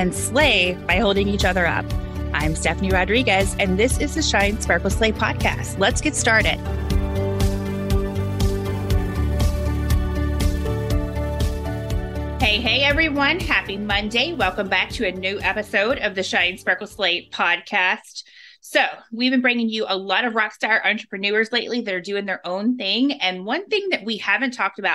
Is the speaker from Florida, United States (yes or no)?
no; Louisville, Kentucky, United States; I was born in the Louisville, Kentucky area